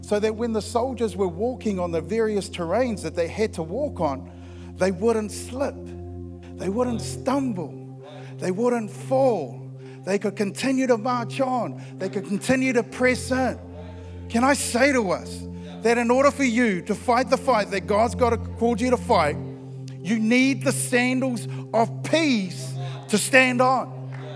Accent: Christchurch, Canterbury, New Zealand; I'm from Christchurch and, and, and, we are loud down there

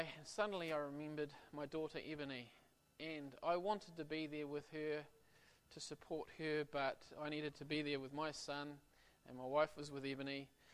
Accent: Auckland, New Zealand; my wife and I, we're from Auckland

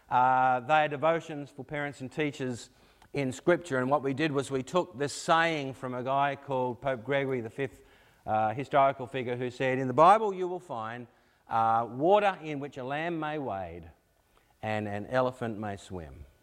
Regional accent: Australia; Uh, we came across from Australia. Originally, we came here in uh, 2004.

